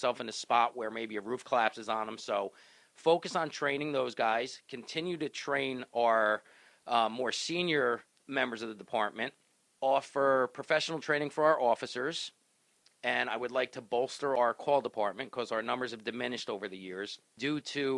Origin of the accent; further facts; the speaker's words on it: Cranford, New Jersey, United States; I grew up in Cranford